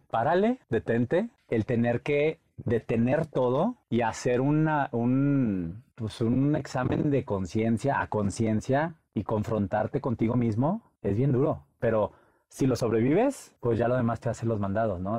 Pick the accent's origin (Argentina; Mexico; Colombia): Mexico; Monterrey, Nuevo León; moved away as an adult; Soy de Monterrey, soy regio.